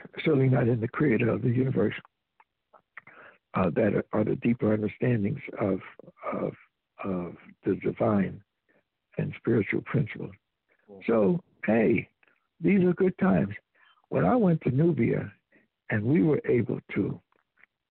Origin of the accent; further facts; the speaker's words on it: United States; New York, Harlem, my hometown, North New Jersey